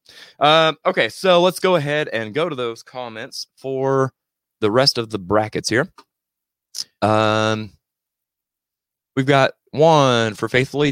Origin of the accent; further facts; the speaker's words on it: Missouri, United States; I'm from Missouri